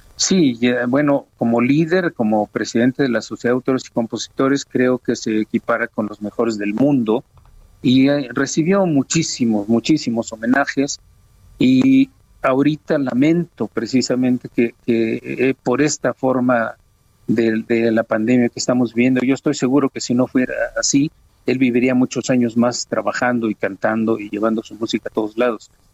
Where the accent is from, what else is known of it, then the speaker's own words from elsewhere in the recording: Oaxaca, Mexico; Oaxaca, a mi tierra